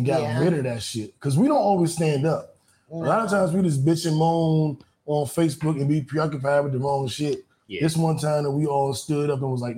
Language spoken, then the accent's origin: English; Washington, District of Columbia, United States; I'm from the Capitol. I'm from D.C.